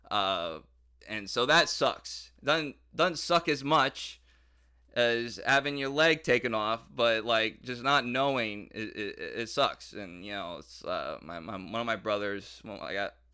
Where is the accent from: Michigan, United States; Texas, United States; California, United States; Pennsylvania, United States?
Michigan, United States; Detroit; like growing up in Detroit and and and all that stuff.